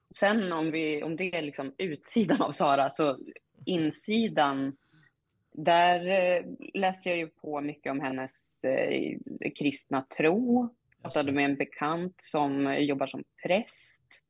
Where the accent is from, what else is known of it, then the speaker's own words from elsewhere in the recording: Norrland, Sweden; accent: Norrländska (Umemål); min norrländska